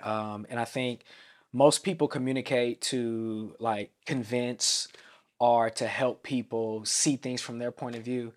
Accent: Vallejo, California, United States; I'm from the Bay Area of Vallejo, California

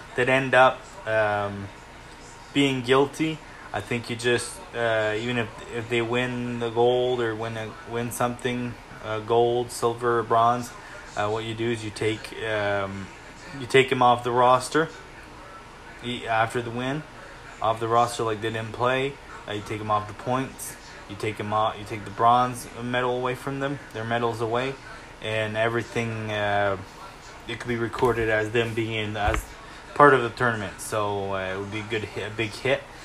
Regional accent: Canada; I'm Canadian

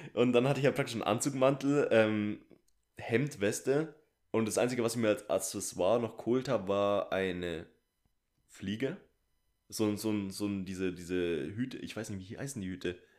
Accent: Bavaria, Germany; also born or lived in Munich; bei uns in Bayern

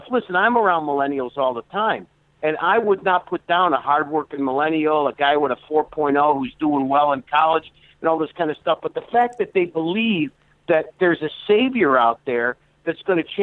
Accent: Chicago, Illinois, United States; people don't understand me I'm from Chicago. I talk with these and them and those.

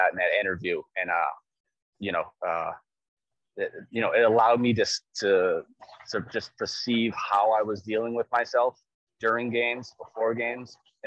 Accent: New England, United States; I'm like, New England

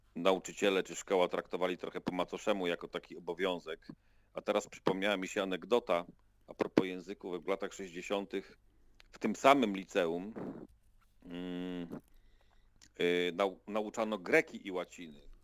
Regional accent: Krosno, Subcarpathian Voivodeship, Poland; Urodziłem się w Krośnie. 46 prawie lat temu

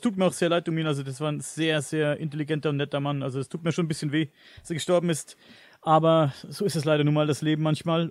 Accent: Coburg district, Bavaria, Germany; Ich komme aus Coburg, mhm. aus dem Landkreis Coburg

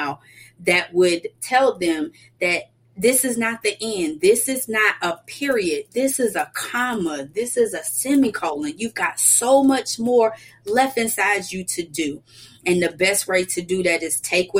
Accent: Atlanta, Georgia, United States; I was born and raised right here in Atlanta.

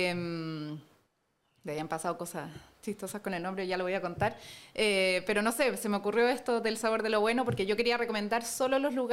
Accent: Chile; born or raised there; also born or lived in Germany / Spain

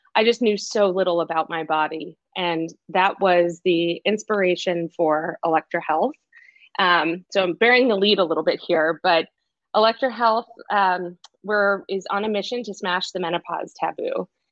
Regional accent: Boston, Massachusetts, United States; moved away as an adult; also born or lived in China / New York; I am originally from Boston

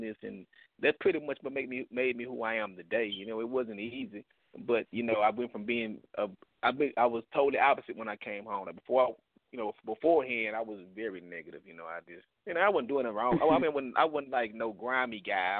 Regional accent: Houston, Texas, United States; growing up in Houston back then was pretty hard

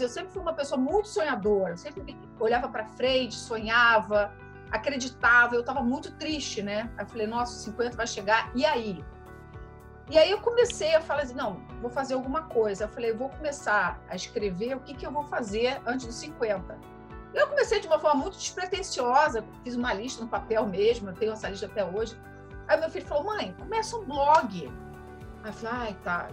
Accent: Rio de Janeiro, Brazil; moved away as an adult; also born or lived in São Paulo / Netherlands / France; eu sou carioca, já morei em São Paulo, mas fico no Rio de Janeiro

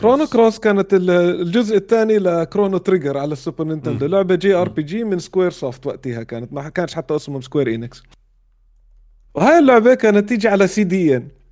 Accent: Amman, Amman Governorate, Jordan; moved away as an adult; also born or lived in Riyadh; بيتنا في عمان زي كانه متحف متحف طفولتي

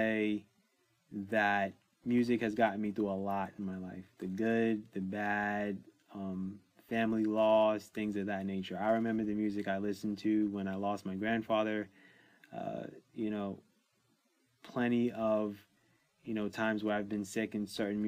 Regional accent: New York City, New York, United States; I grew up in New York City

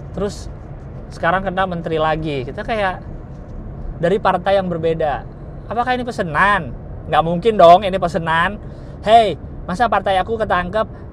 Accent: Jakarta, Indonesia; gua lahir dan besar di Jakarta

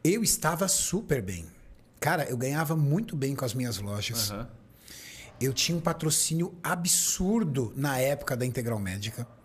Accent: Diadema, São Paulo, Brazil; Diadema é minha área, Só, da, só quem é da ABC tá ligado. Diadema é minha área.

